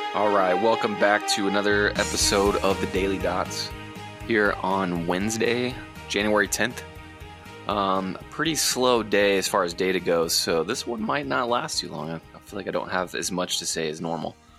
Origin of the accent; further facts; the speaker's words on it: southwest of Houston, Texas Gulf Coast, United States; moved away; my hometown, down southwest of Houston on the coast